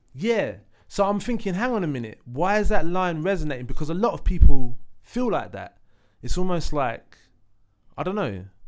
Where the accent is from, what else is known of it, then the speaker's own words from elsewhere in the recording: London, United Kingdom; I grew up in Leytonstone Thatched House